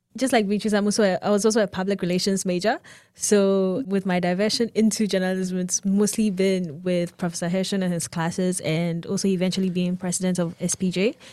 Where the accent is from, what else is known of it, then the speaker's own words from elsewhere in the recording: Ghana; moved away as an adult; now in United States; I am from Ghana. I just came to the U S for school.